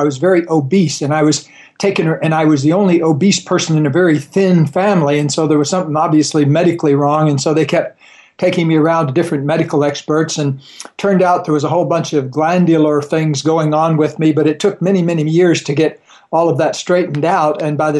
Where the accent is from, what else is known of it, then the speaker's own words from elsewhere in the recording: Florida, United States; Well, I grew up down in Florida